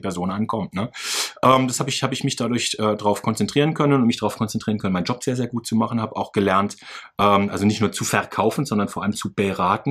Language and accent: German; Karlsruhe, Baden-Württemberg, Germany; ich bin fünfundzwanzig Jahre alt, ich komme aus Karlsruhe